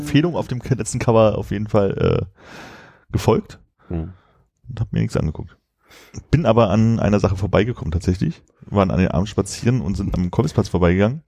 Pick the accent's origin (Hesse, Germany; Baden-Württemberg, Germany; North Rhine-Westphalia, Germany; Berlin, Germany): Berlin, Germany; als Berliner